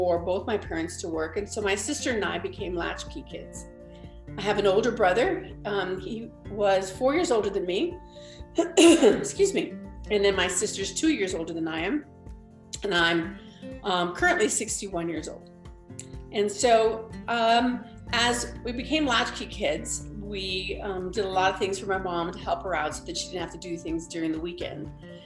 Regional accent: El Paso, Texas, United States; moved away; also born or lived in New Mexico; I was born and raised in El Paso, Texas.

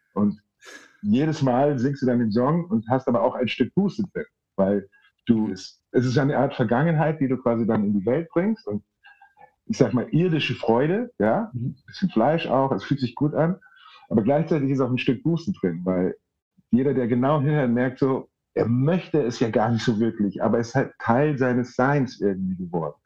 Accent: Munich, Bavaria, Germany; in München, wo ich aufgewachsen bin

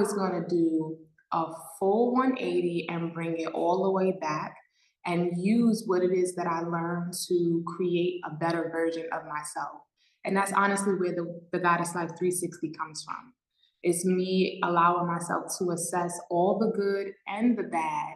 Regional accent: New York City, New York, United States; moved away as an adult; now in Mexico; I am from New York, born and raised in New York City

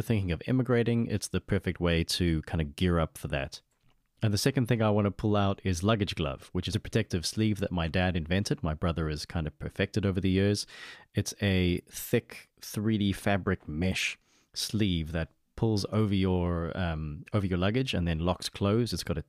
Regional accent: Namibia; I was born in Namibia

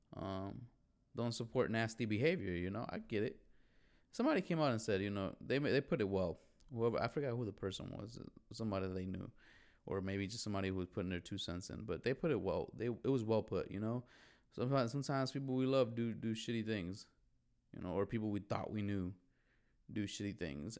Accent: Chicago, Illinois, United States; growing up in Chicago

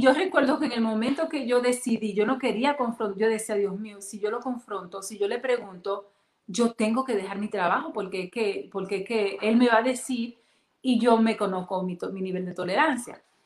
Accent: Dominican Republic; yo soy dominicana

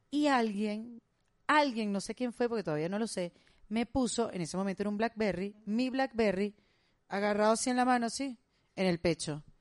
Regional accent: Cuba; Bueno, acuérdate yo soy cubana.

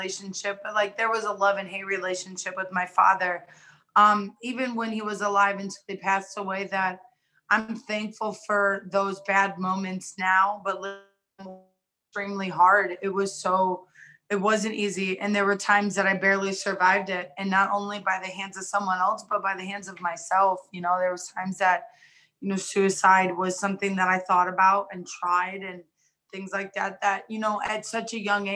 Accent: Cuyahoga Falls, Ohio, United States; moved away as an adult; also born or lived in Atwater, Ohio / Rootstown, Ohio / Cleveland, Ohio / Las Vegas, Nevada; grew up in Cuyahoga Falls. We moved back to Rootstown, and then that's where I ended up graduating from

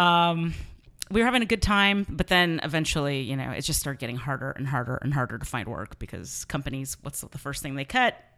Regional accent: San Mateo, California, United States; I grew up in San Mateo

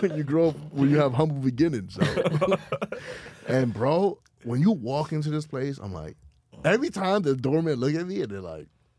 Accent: New York City, New York, United States; I grew up in Harlem. I know how to be broke. I know how to be poor.

